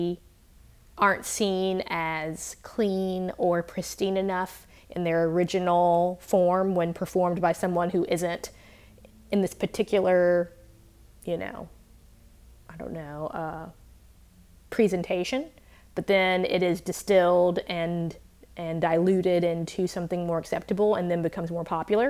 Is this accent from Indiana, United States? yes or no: no; Mississippi, United States; I grew up in Mississippi